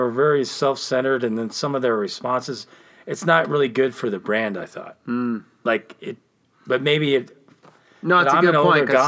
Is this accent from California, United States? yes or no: yes; California, United States; Growing up in California